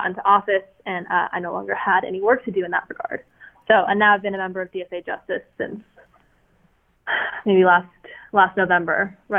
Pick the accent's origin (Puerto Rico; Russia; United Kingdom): Russia; I'm originally from Russia, so my parents moved here and are obviously kind of very, very against any sort of leftist notions.